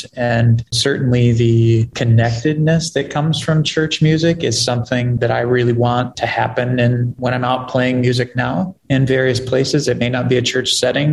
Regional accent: Ohio, United States; now in Twin Cities, United States; I'm originally from Ohio, and Minnesota, it does feel like home now. I've been here for 17, 18 years now

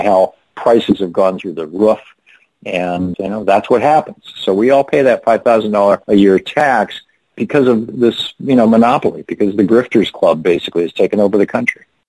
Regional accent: Lansing, Michigan, United States; When I was a kid growing up in Lansing, Michigan, we had three hospitals

